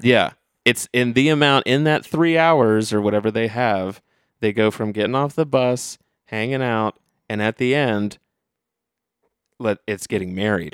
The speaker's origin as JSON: {"language": "English", "town": "Dayton", "region": "Ohio", "country": "United States", "said": "I'm from Dayton, Ohio"}